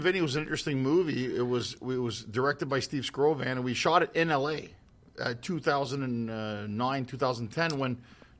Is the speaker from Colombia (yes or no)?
no; Canada; moved away as an adult; now in United States; I mean, I'm from Canada, so I've been living here for 8 years.